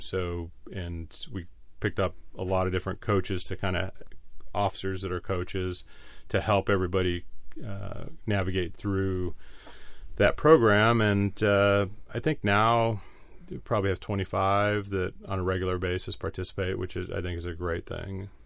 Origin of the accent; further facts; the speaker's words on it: La Mesa, California, United States; I was born and raised in La Mesa